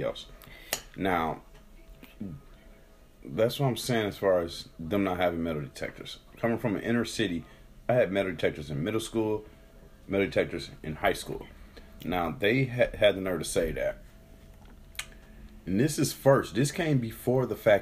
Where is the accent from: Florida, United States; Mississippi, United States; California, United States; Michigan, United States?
Michigan, United States; Detroit; moved away; I'm coming from Detroit